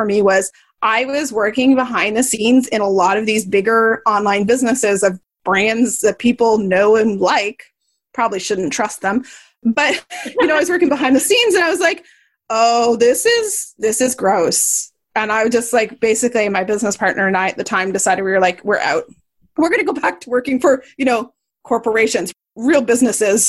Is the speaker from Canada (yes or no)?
yes; Canada; I'm Canadian.